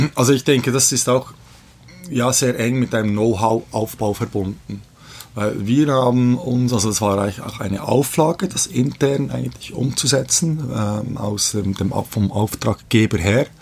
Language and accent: German; Bern, Switzerland; ich bin aber in der Schweiz geboren, äh, Mutter ist Schweizerin, äh, ich komme aus Bern, wohne auch in Bern